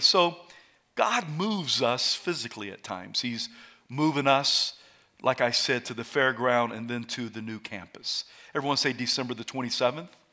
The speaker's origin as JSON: {"language": "English", "region": "South Carolina", "country": "United States", "moved": "yes", "said": "I'm from South Carolina"}